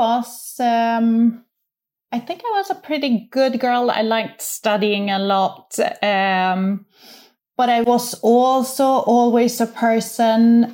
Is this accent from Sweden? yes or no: yes; Sweden; moved away; I grew up in Sweden